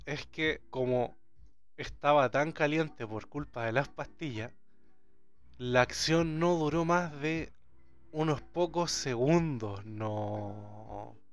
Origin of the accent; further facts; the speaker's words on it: Chile; como buen chileno.